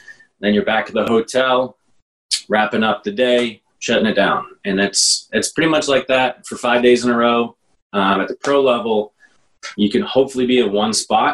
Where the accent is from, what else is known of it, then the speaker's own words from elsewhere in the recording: Plymouth, Massachusetts, United States; now in Dorchester, Boston, United States; I grew up in Plymouth and commuted to BC High for 4 years